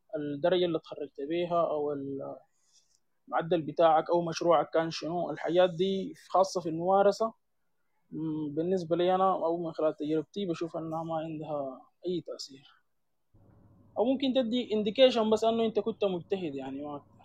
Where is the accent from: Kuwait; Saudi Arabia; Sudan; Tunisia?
Sudan; عندنا في السودان